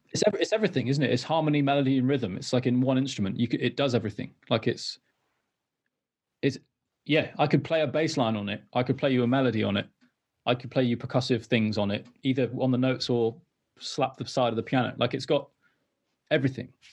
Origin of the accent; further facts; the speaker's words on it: Wales, United Kingdom; also born or lived in London; I'm from Wales originally, and I moved back to North Wales.